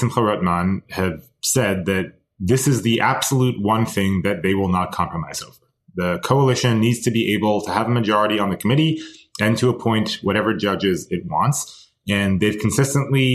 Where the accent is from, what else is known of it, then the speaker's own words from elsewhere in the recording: United States; we as American Jews